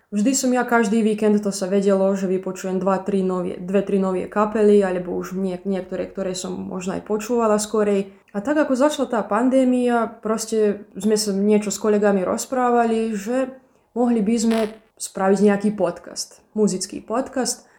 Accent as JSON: {"language": "Slovak", "town": "Padina", "region": "Vojvodina", "country": "Serbia", "also_born_or_lived": "Bački Petrovac", "said": "keď som sa vrátila z Bačského Petrovca do Padiny"}